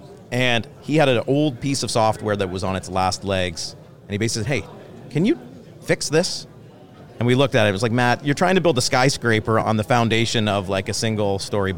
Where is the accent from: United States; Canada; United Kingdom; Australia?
Canada; London, Ontario; London, Ontario.